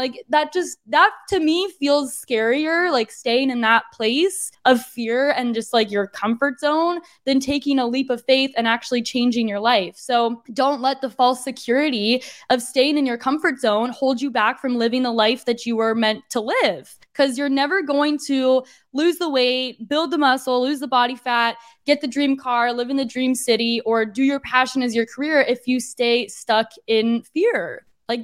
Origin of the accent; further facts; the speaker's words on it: Arizona, United States; moved away as an adult; now in San Diego, United States; It's just that I was born and raised in Arizona. I've been a desert girly for a long time, for like 2 decades. I was living in Arizona.